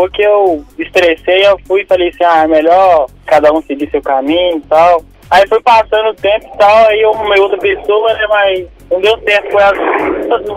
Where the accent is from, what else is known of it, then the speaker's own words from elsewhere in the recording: Belo Horizonte, Minas Gerais, Brazil; Sou BH, mas eu sou, moro mesmo no lado de Sabará, sabe?